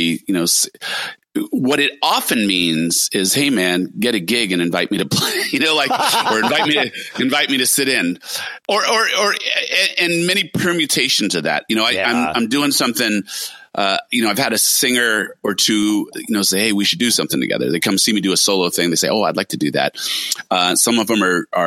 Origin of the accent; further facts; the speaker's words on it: California, United States; also born or lived in New York; a Californian most of my life